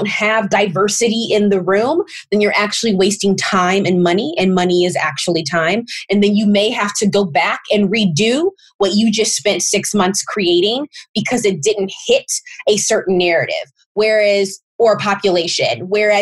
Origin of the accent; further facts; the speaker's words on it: St. Louis, Missouri, United States; I grew up in St. Louis, Missouri, and both of my parents are from that area